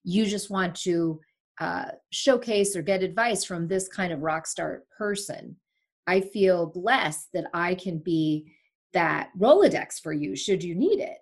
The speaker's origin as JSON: {"language": "English", "country": "Sri Lanka", "tie": "born or raised there", "moved": "yes", "said": "I was born in Sri Lanka"}